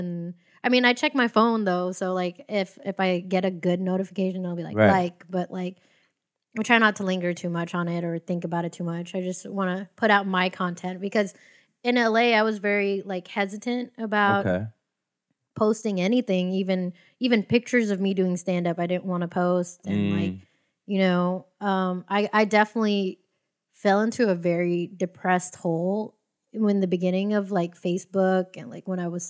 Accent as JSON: {"language": "English", "country": "Philippines", "said": "I want to relearn it fully so that way I could talk to other Filipinos."}